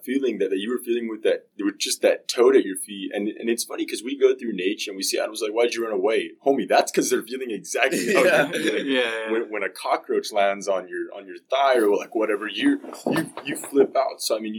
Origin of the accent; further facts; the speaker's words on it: South Texas, United States; growing up in South Texas, you know, we do have mountain lions down there.